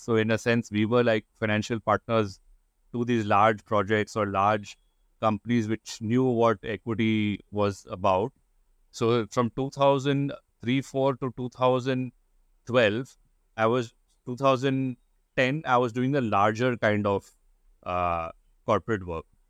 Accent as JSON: {"language": "English", "town": "Kolkata", "region": "West Bengal", "country": "India", "tie": "born or raised there", "also_born_or_lived": "United States / London, United Kingdom", "said": "I am born and brought up in Calcutta, in India, and lived here pretty much all my life"}